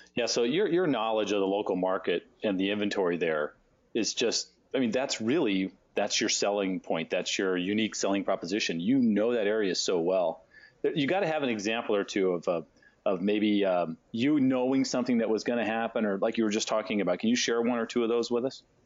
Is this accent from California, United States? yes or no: yes; San Diego, California, United States; I grew up in California and San Diego